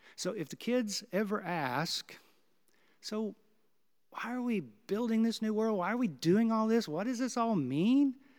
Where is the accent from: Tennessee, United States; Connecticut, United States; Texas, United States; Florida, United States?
Texas, United States; Houston; now in Kansas City, United States; my hometown of Houston